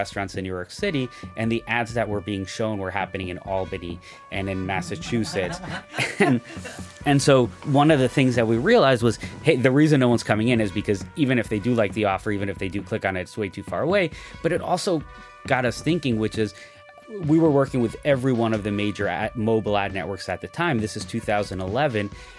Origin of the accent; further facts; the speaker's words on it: Mexico; in the community I grew up in Mexico, just about everyone I looked at, everywhere I looked, everyone was an entrepreneur.